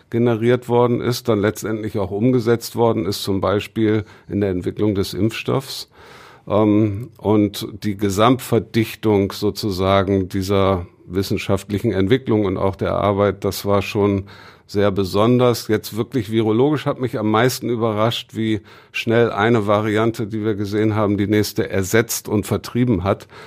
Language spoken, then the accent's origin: German; Bremen, Germany; als Bremer esse ich tatsächlich gerne braunen Kohl